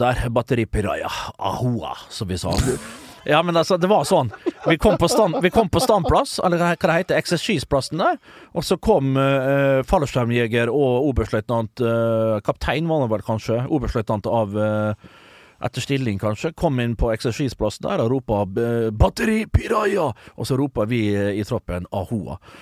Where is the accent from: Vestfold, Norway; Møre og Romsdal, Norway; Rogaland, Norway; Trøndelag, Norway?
Møre og Romsdal, Norway; Vestnes; hjemme på Vestnes